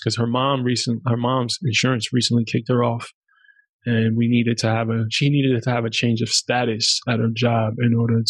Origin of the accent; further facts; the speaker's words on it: New York City, New York, United States; first language German; English is a second language; also born or lived in Germany; I'm from New York City